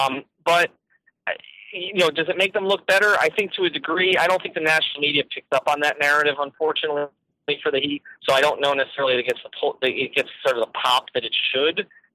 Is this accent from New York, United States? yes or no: no; Miami, Florida, United States; And he saw that I was from Miami. And he goes, "Oh, I love that city."